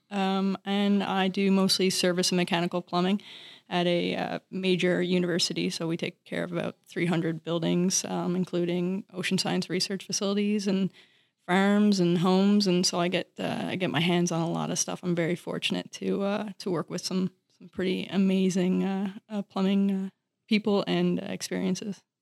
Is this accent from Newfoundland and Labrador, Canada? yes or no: yes; Newfoundland and Labrador, Canada; I'm from Newfoundland, Canada.